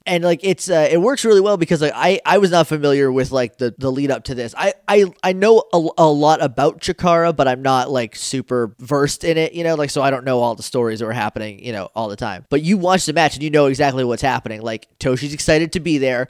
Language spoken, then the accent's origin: English; Northeast, United States; I grew up in the Northeast